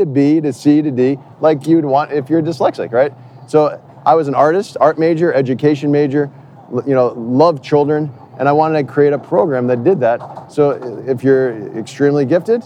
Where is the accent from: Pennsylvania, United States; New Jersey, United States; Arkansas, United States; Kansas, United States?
New Jersey, United States; also born or lived in New York / Canada; I'm from New Jersey